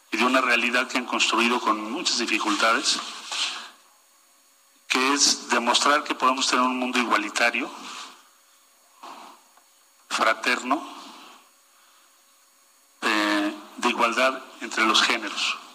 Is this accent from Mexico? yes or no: yes; Mexico; en México decimos